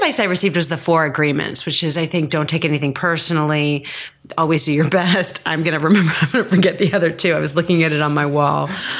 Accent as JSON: {"language": "English", "town": "San Francisco", "region": "California", "country": "United States", "tie": "born there", "said": "So I was born in San Francisco. I was born at Stanford Hospital."}